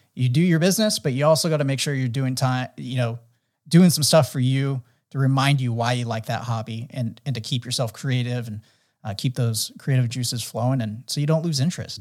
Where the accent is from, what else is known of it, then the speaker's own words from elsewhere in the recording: San Diego, California, United States; growing up in San Diego, really into action sports